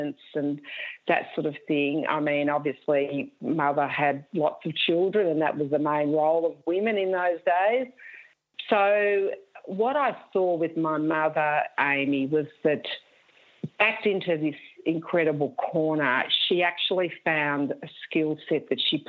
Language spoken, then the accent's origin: English; Wangaratta, Victoria, Australia; now in Richmond, Australia; I was born and raised in Wangaratta